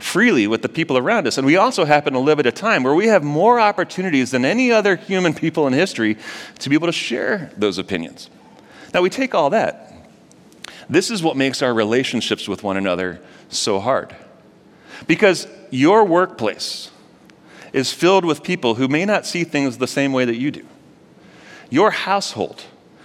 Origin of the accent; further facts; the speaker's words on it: St. Louis, Missouri, United States; moved away; I'm actually from St. Louis